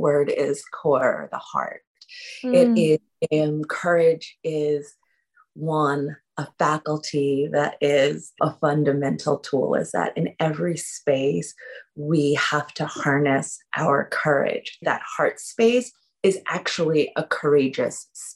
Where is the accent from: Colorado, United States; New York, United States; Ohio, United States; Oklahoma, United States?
New York, United States; New York City; Born and raised in Harlem, New York City, to two artists, radical artists